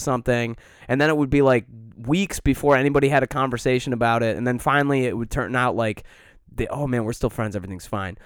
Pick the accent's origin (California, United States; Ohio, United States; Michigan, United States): Michigan, United States; Detroit; now in Chicago, United States; growing up in Metro Detroit